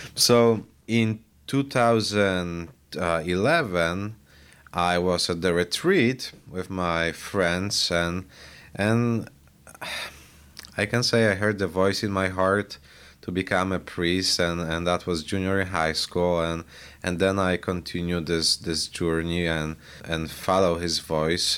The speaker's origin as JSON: {"language": "English", "country": "Poland", "tie": "born or raised there", "moved": "yes", "lives_now": "Highland, United States", "said": "I was born and raised in Poland"}